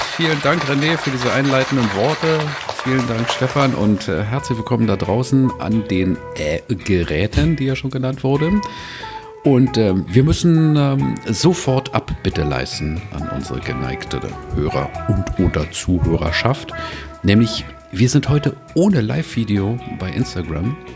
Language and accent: German; Berlin, Germany; als Großstädter, als Berliner